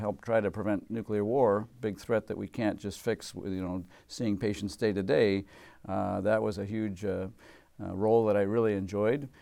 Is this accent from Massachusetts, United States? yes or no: yes; Massachusetts, United States; moved away as an adult; now in Washington, United States; as a kid, uh, growing up in Massachusetts